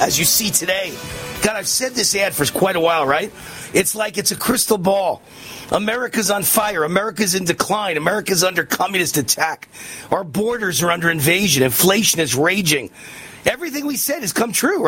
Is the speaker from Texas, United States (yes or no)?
no; New York, United States; moved away as an adult; also born or lived in Los Angeles; now in Las Vegas, United States; I was born and raised in New York and grew up there and went to Columbia University for 4 years in the middle of New York City